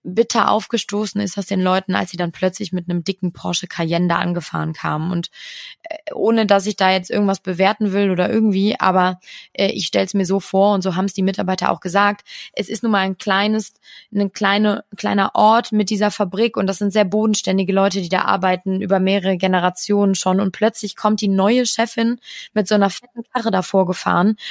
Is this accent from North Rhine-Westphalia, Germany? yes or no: yes; Cologne, North Rhine-Westphalia, Germany; ich würde jetzt als Kölnerin sagen